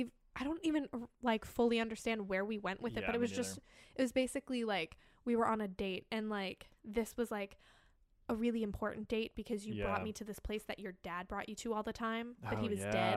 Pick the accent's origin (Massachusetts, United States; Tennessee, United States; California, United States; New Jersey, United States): Massachusetts, United States; Boston; Like, I'm from Boston.